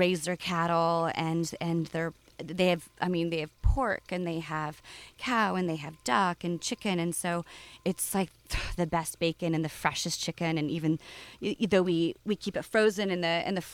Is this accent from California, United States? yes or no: yes; Southern California, United States; also born or lived in Oakland; growing up in California